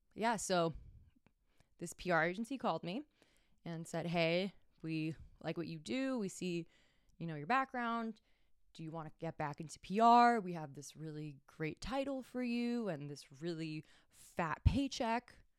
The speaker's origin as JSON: {"language": "English", "town": "Miami", "region": "Florida", "country": "United States", "tie": "born or raised there", "moved": "as an adult", "lives_now": "Tampa Bay, United States", "said": "I was born in Miami and I moved here about five years ago"}